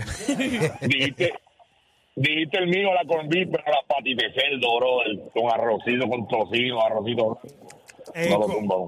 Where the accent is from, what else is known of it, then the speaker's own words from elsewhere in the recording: Carolina, Puerto Rico; Papi, papi, te digo, yo soy de Carola como tú, papi.